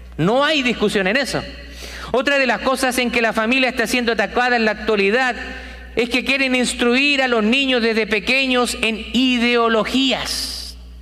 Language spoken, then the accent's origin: Spanish; Chile; also born or lived in South America; now in United States; en mi país, en Chile